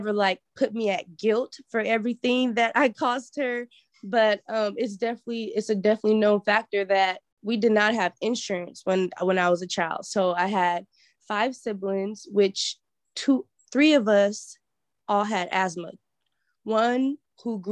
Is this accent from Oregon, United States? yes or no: yes; Portland, Oregon, United States; also born or lived in Grambling, Louisiana; I grew up in Portland, Oregon, specifically Northeast, right around Albina